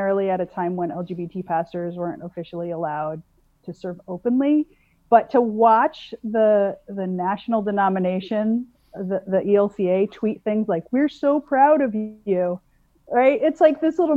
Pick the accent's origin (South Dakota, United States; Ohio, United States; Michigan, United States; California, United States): South Dakota, United States; I grew up in South Dakota